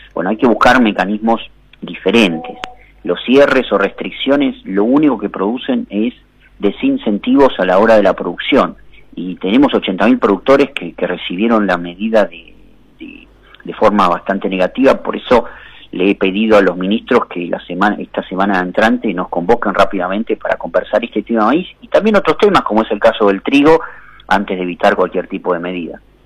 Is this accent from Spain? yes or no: no; Argentina; todos nosotros como ciudadanos argentinos